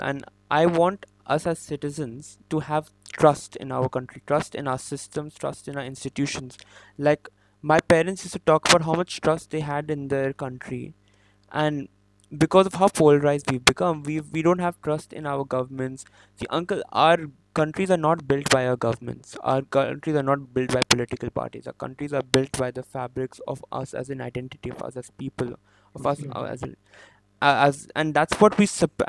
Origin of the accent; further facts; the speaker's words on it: India; where am I from and I say Indian